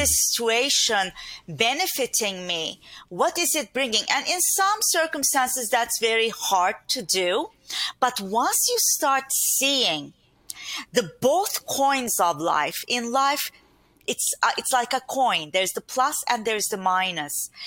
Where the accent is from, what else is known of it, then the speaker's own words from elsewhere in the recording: Turkey; English is a second language; moved away as an adult; now in Long Island, New York, United States; privileged environment that I grew up in Turkey with mm-hmm. a big family